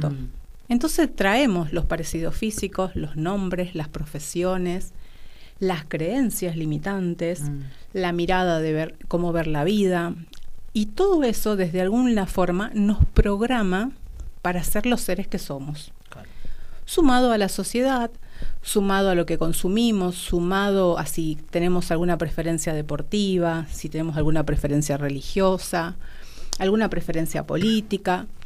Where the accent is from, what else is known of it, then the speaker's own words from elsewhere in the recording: Salta, Argentina; now in Buenos Aires, Argentina; Yo soy de Salta y vivo hace como más de 25 años acá en Buenos Aires.